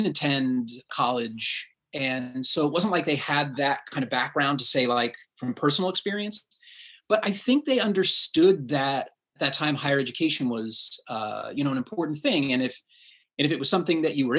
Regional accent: Reading, Pennsylvania, United States; The town that I was born and raised in is Reading, PA

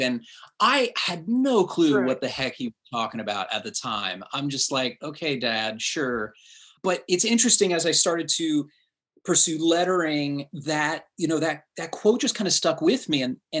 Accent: Reading, Pennsylvania, United States; The town that I was born and raised in is Reading, PA

